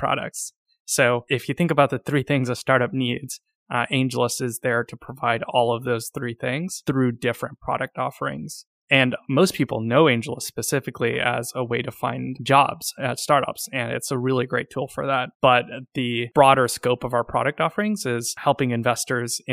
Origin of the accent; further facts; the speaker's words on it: Silicon Valley, California, United States; now in San Francisco, United States; I grew up in Silicon Valley and I'm based in San Francisco.